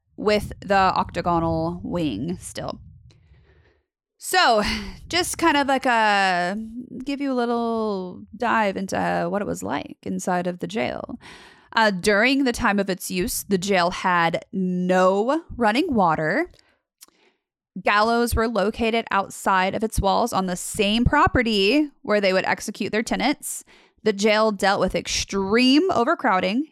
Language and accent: English; Las Vegas, Nevada, United States; moved away; I'm from Las Vegas, and so my mom currently still lives in Las Vegas